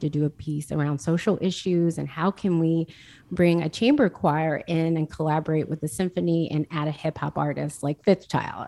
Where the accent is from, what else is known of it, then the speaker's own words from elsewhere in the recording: Jackson, United States; I grew up in Jackson